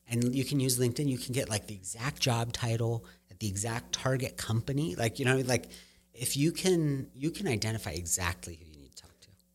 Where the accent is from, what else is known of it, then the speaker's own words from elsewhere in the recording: Claremont, California, United States; I grew up in Claremont. We lived in Claremont